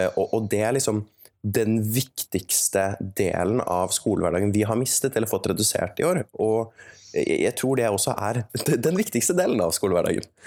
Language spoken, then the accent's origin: Norwegian; Oslo, Norway; Jeg kommer fra Oslo, og jeg gikk på Oslo katedralskole